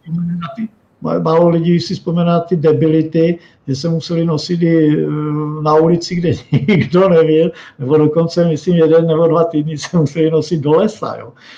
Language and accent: Czech; Moravia, Czechia; u nás na Moravě